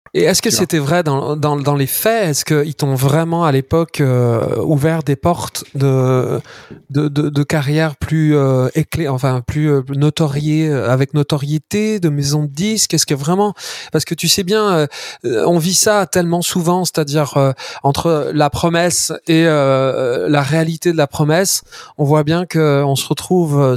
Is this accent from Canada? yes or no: no; Auvergne-Rhône-Alpes, France; notre région Auvergne-Rhône-Alpes